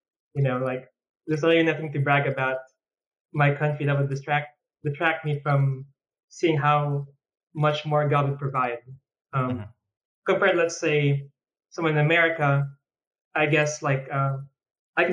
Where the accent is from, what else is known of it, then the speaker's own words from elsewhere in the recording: Philippines; now in United States; I come from a country that's a third world country